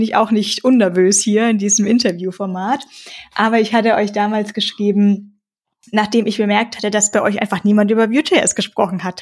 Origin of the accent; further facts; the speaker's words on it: Tiefental, near Bayreuth, Upper Franconia, Bavaria, Germany; Ich komme aus dem Divadol